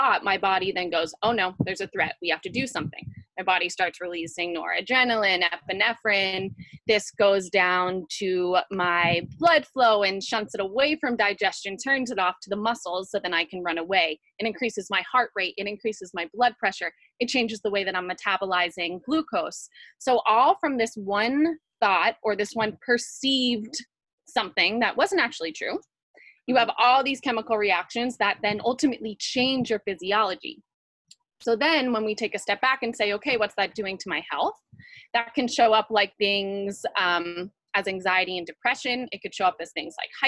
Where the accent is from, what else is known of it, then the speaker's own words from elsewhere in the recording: New York, United States; moved away as an adult; now in California, United States; I left my hometown in New York. I moved to California